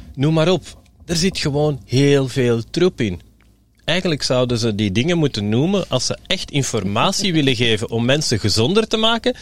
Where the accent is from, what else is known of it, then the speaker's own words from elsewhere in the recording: Belgium; We zijn Belgen en we blijven Belgen